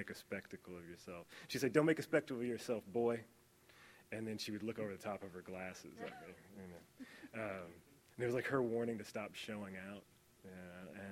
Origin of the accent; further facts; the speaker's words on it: Indiana, United States; moved away; also born or lived in Los Angeles; I'm really from the great state of Indiana